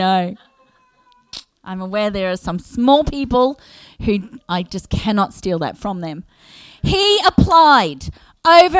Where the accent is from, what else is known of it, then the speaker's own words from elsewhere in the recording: Australia; being an Aussie